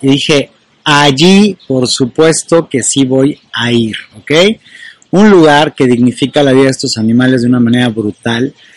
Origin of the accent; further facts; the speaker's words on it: Mexico; en mi país, en México